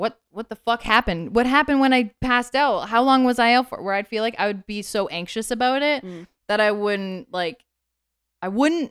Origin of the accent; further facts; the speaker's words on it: Canada; I'm born and raised in Canada.